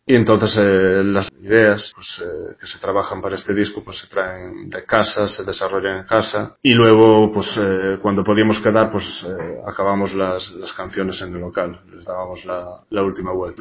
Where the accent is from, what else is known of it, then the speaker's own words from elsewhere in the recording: Galicia, Spain; somos gallegos, eh, nuestros antepasados son celtas